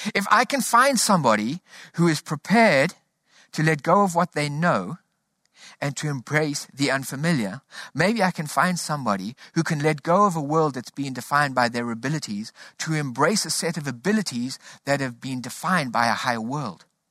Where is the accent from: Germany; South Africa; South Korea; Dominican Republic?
South Africa; Growing up in South Africa, we grew up under a political system called apartheid